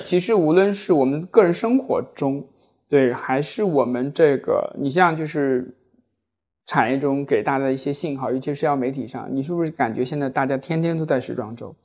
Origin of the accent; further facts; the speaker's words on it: China; 我们中国人